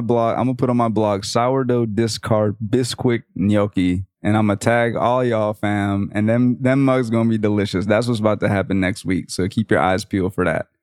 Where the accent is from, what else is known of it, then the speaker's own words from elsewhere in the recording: the South, United States; I'm from the South